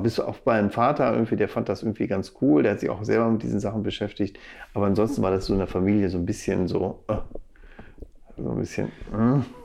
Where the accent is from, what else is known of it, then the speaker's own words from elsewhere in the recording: Bielefeld, North Rhine-Westphalia, Germany; also born or lived in Arnsberg / Hagen / Dortmund; now in Gütersloh, Germany; mit fünf bin ich dann nach Bielefeld gezogen und da habe ich dann auch meine Kindheit und auch einen großen Teil meines Erwachsenenlebens äh, verbracht.